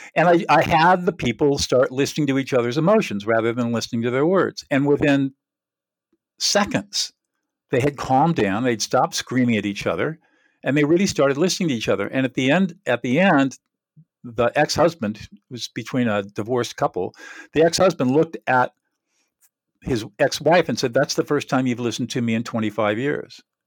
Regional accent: Southern California, United States; also born or lived in New Hampshire; born and raised in Southern California

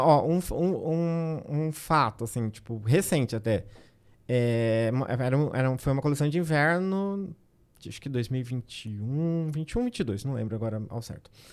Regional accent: Agreste Paulista, São Paulo, Brazil; eu sou do, do Agreste Paulista

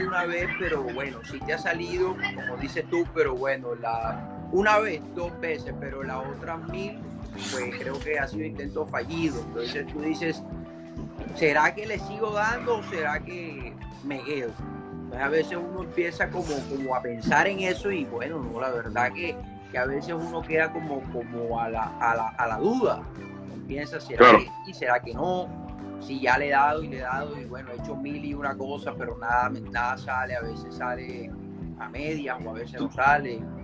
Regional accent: Barranquilla, Atlántico, Colombia; yo soy de Colombia, de Barranquilla

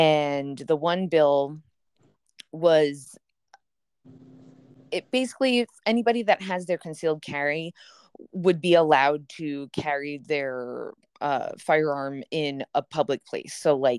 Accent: New York, United States; moved away as an adult; So I am originally from New York, and I left when I was 26

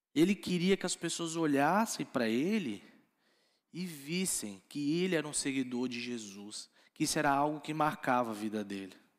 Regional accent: Florianópolis, Santa Catarina, Brazil; Eu sou lá de Floripa

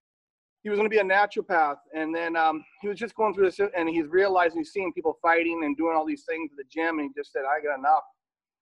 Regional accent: Coquitlam, British Columbia, Canada; also born or lived in Toronto, Ontario; I grew up in Coquitlam

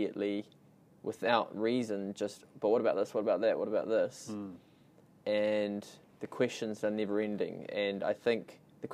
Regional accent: New Zealand; So I was born in New Zealand, grown up here, but my whole family's Australian

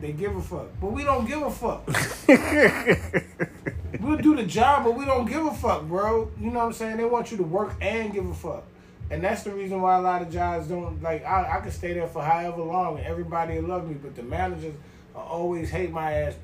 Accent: New York, United States; accent: New York; moved away; my New York accent

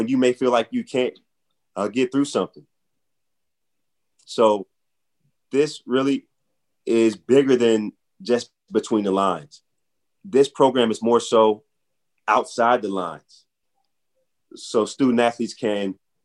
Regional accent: St. Louis, Missouri, United States; moved away as an adult; now in Philadelphia, United States; I'm from St. Louis, Missouri. I came to Philly

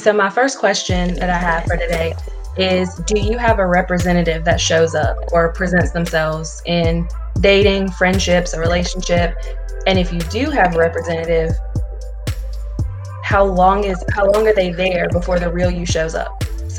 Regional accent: North Carolina, United States; now in South Carolina, United States; I'm from North Carolina

